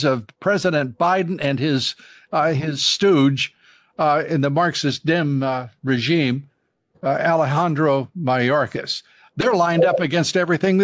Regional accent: Texas, United States; I'm a Texan too

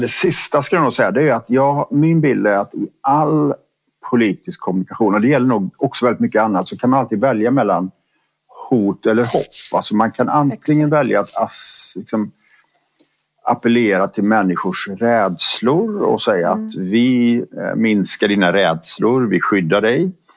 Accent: Borås, Västra Götaland, Sweden; jag är född och uppvuxen i Borås

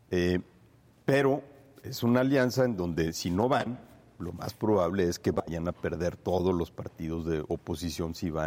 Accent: Torreón, Coahuila, Mexico; Yo soy de aquí

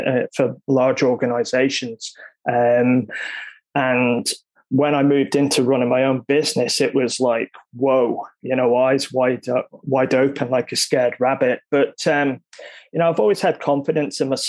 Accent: Isle of Man; moved away as an adult; now in Australia; I'm from the Isle of Man, which is a small island in the UK. And upon leaving school, I went into the finance industry.

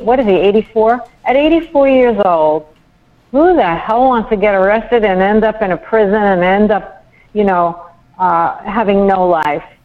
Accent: New York, United States; now in Florida, United States; I'm a New Yorker

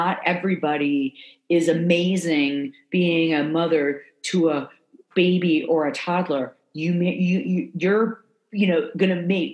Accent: South Florida, United States; moved away; I grew up in South Florida, moving to the South.

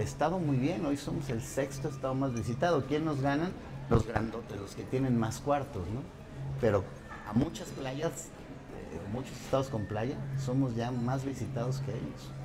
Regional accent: Guanajuato, Mexico; Nosotros no nos damos cuenta qué buenas carreteras tenemos en Guanajuato, sin menosprecio de alguien más, pero hasta que salimos de Guanajuato.

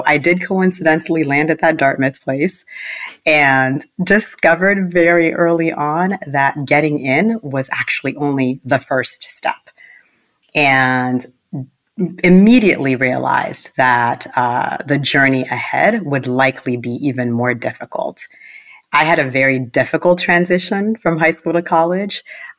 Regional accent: Port-au-Prince, Ouest, Haiti; My story actually begins in Port-au-Prince, Haiti, where I was born. I was born in Port-au-Prince, Haiti.

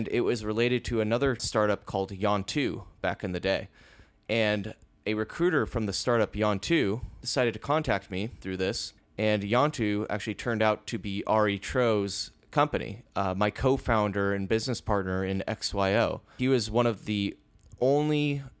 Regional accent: Lake Forest, California, United States; moved away as an adult; also born or lived in Mission Viejo; So I am from Orange County, California, originally from Lake Forest and Mission Viejo area. And I lived in Orange County my entire life up until I was 28 years old.

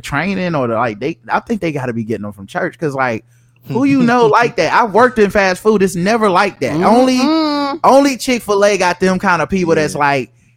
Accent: North Carolina, United States; We from North Carolina

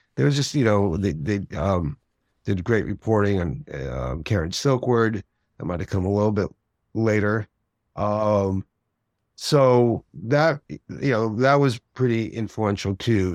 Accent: outside New York City, United States; I grew up outside New York City.

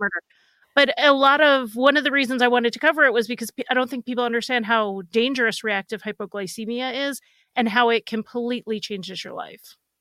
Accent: Northeast, United States; I grew up in the Northeast

